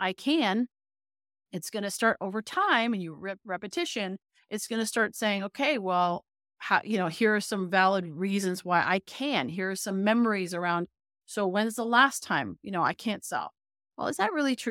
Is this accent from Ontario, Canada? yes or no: yes; Toronto, Ontario, Canada; moved away; I'm from Toronto